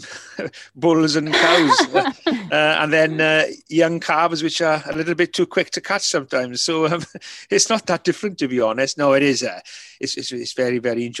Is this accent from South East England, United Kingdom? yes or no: no; Mynyddcerrig, Wales, United Kingdom; first language Welsh; English is a second language; Welsh being my first language, you know, being brought up, you know, pretty much everybody in the village were fluent Welsh speaking